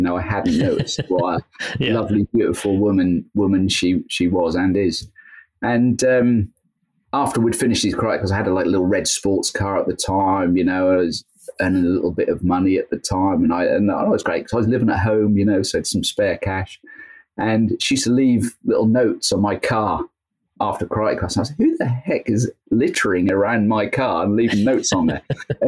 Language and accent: English; Belton, East of England, United Kingdom; also born or lived in Great Yarmouth; Yeah, pretty much. I was born actually in Great Yarmouth, which is like the neighboring town. Okay. And moved to Belton. So I spent most of my time in Belton, which again is another neighboring town, then moved to Golston after I got married.